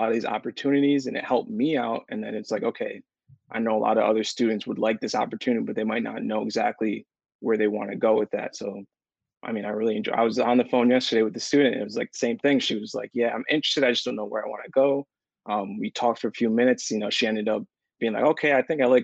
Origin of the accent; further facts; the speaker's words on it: Newburgh, New York, United States; now in Ithaca, United States; I'm from Newburgh, New York